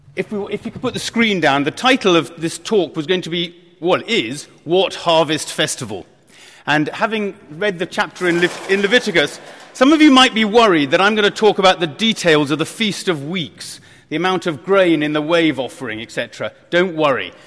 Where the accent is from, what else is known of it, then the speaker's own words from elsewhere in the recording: Kent, South East England, United Kingdom; I was brought up in Kent